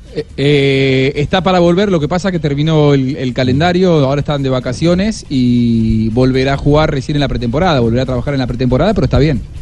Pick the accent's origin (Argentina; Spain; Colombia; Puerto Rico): Argentina; como argentino